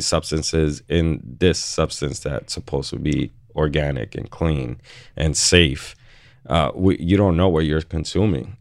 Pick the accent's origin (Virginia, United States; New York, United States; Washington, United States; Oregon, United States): New York, United States; New York City; I'm born and raised on the Lower East Side